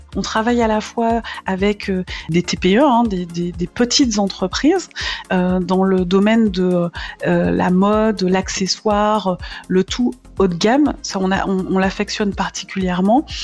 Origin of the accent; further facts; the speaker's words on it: Martinique; moved away as an adult; now in Nord, France; je suis originaire de la Martinique, ça fait 14 ans que je suis euh, dans le Nord